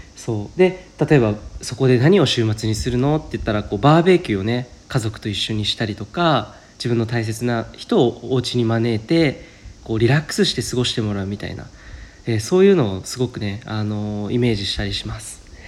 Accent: Saitama, Japan; moved away; 僕埼玉出身なので

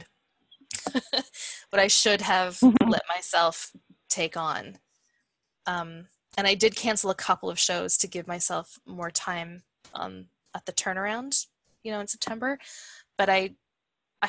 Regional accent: Hamilton, Ontario, Canada; also born or lived in Stratford, Ontario; I'm in Stratford, Ontario, and I grew up in Hamilton

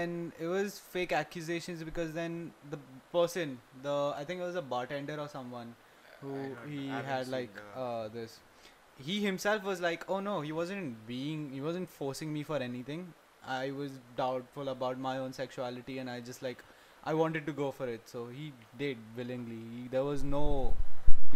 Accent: India; I am an Indian

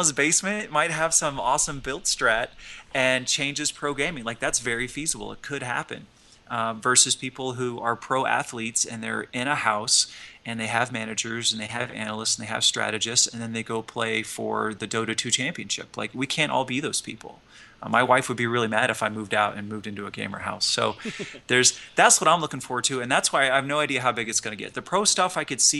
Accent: the Plains States, United States; I'm from the Plain States

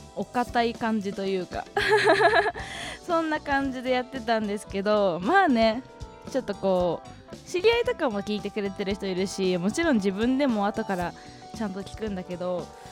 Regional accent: Hokkaido, Japan; 私の地元北海道

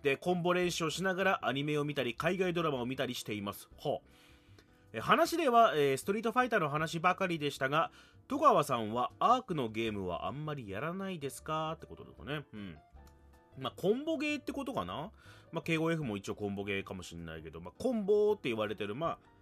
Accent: Fukuoka, Japan; moved away as an adult; now in Tokyo, Japan; 福岡から上京してきて東京

